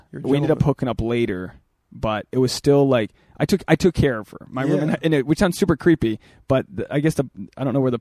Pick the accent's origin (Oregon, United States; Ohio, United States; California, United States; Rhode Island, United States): Rhode Island, United States; Portsmouth; moved away as an adult; also born or lived in New York; now in Los Angeles, United States; my hometown in Portsmouth, Rhode Island, a farm town.